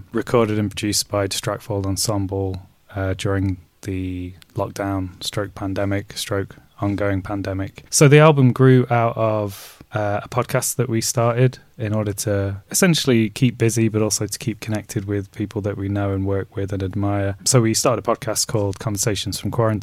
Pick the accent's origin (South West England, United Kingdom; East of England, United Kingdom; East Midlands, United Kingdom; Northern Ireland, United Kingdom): East Midlands, United Kingdom; Derby; also born or lived in Nottingham; now in London, United Kingdom; I grew up in Derby, born in Nottingham. I'm British Jordanian, but neither, and I now live in London.